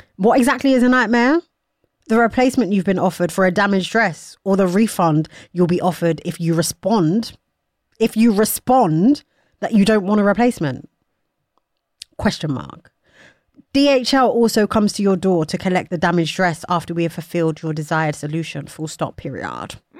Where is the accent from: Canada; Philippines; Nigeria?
Nigeria; I am Nigerian